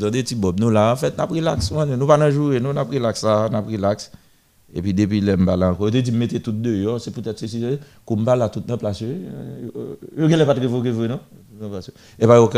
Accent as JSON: {"language": "French", "country": "Guinea", "said": "Je viens de Guinée, je suis bon temps en Guinée"}